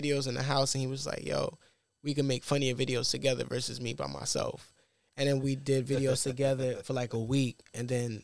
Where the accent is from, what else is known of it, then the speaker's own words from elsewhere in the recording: New York City, New York, United States; I'm from Brooklyn, Bed-Stuy, New York